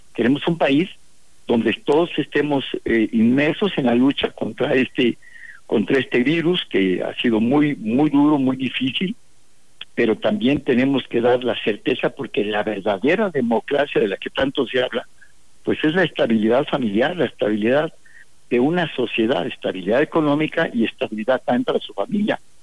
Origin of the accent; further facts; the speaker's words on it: Mexico; Todos somos mexicanos